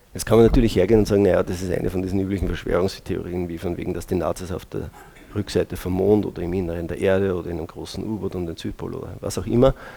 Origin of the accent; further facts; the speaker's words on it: Braunau am Inn, Upper Austria, Austria; als gebürtiger Braunauer